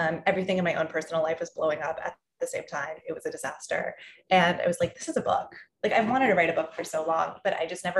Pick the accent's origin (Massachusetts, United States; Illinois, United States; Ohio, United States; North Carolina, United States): Massachusetts, United States; moved away as an adult; now in New York, United States; I grew up in Massachusetts, like you said, and I always wanted to move to New York. And so I was really lucky when I was 18, I got to move here